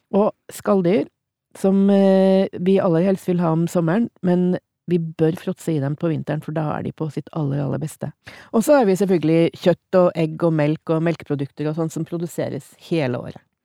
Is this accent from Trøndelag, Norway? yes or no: yes; Trondheim, Trøndelag, Norway; jeg vokste opp i Trondheim